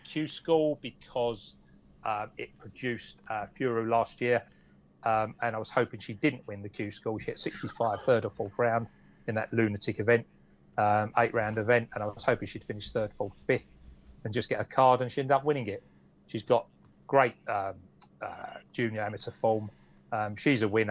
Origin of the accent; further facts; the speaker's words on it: Romford, London, United Kingdom; I'm from Romford, mate